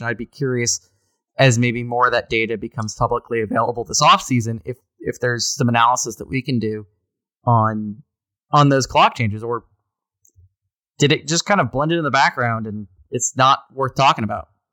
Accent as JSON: {"language": "English", "town": "Fredericksburg", "region": "Virginia", "country": "United States", "tie": "born or raised there", "moved": "yes", "said": "I was born in Fredericksburg"}